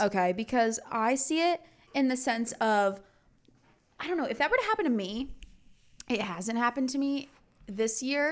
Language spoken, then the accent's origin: English; Connecticut, United States; moved away as an adult; I'm from Connecticut